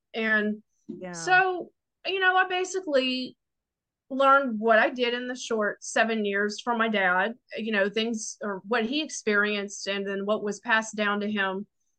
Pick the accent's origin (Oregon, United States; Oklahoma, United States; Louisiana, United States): Louisiana, United States; Southeast; Cause where we're from, I grew up in Southeast Louisiana.